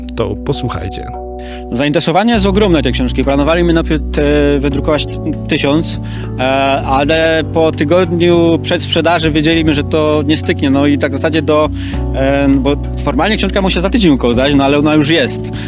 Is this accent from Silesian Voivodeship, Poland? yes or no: yes; Silesian Voivodeship, Poland; na Śląsku jednak, mam nadzieję, kupują po to, żeby tego Tolkiena po naszemu, e, poczytać